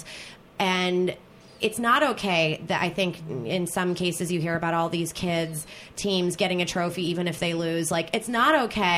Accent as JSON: {"language": "English", "area": "outside of Philadelphia", "region": "New Jersey", "country": "United States", "tie": "born or raised there", "also_born_or_lived": "South Carolina", "moved": "as an adult", "said": "I grew up outside of Philadelphia"}